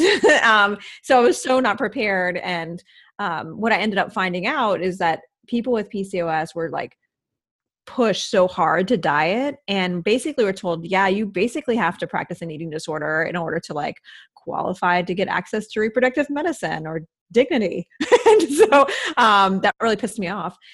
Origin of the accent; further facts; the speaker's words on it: Midwest, United States; moved away; I grew up in the Midwest